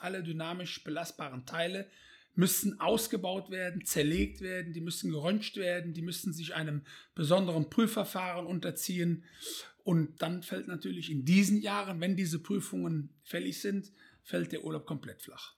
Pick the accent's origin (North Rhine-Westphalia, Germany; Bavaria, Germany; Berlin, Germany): North Rhine-Westphalia, Germany; Bonn; aufgewachsen in Bonn